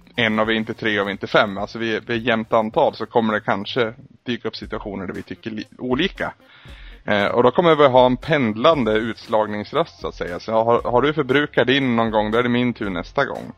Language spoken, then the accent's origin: Swedish; Sweden; vi är ju svenskar